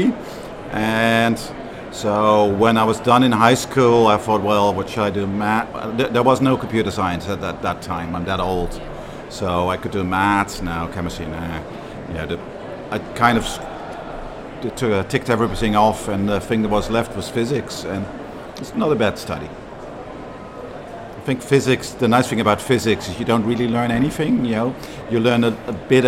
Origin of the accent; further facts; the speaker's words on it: Amsterdam, North Holland, Netherlands; English is a second language; moved away as an adult; now in Manchester, United Kingdom; was born and raised in Amsterdam